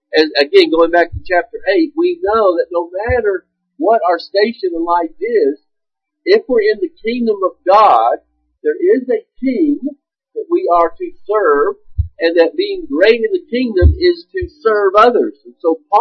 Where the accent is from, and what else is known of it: United States